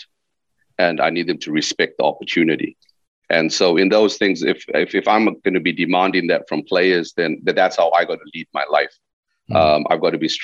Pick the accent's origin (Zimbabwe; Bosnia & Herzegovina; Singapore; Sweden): Zimbabwe; moved away as an adult; also born or lived in London / Teesside; I came from Zimbabwe